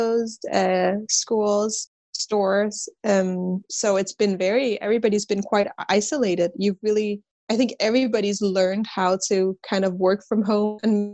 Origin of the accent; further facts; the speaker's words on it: Copenhagen, Capital Region of Denmark, Denmark; I'm from Copenhagen, Denmark, born and raised here.